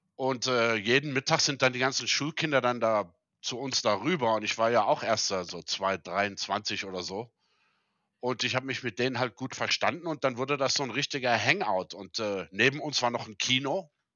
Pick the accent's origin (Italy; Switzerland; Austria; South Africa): South Africa; moved away as an adult; also born or lived in Germany; now in Saudi Arabia; meine Eltern sind 1975 aus Deutschland ausgewandert. Mhm. Und äh, da war ich sieben. Und äh, also mein ganzes Leben da gelebt und auch da ja aufgewachsen.